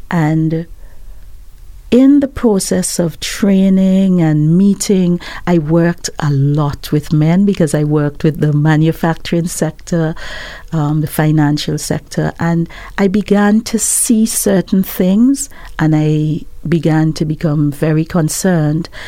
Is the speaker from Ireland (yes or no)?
no; Antigua & Barbuda; now in Barbados; I'm originally from Antigua, yes, but I've lived in Barbados most of my life.